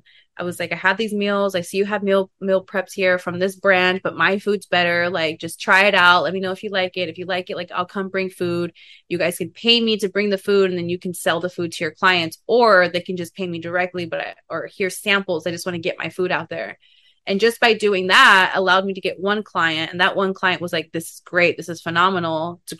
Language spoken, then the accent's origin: English; Kansas, United States; now in Los Angeles, United States; because I am from Kansas too. I don't think Kansas people, like, it doesn't like reside with them.